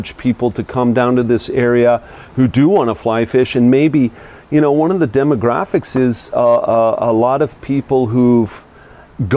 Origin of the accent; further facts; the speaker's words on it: Vail, Colorado, United States; now in Mexico; I grew up in Vail, Colorado